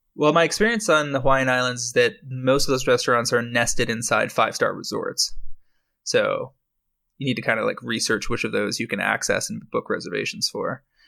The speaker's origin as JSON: {"language": "English", "country": "Canada", "said": "I'm a Canadian"}